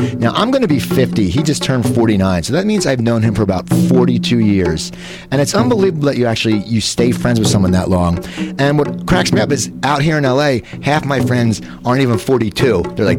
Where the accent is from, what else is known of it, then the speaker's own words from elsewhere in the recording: near Philadelphia in New Jersey, United States; I grew up near Philadelphia in New Jersey.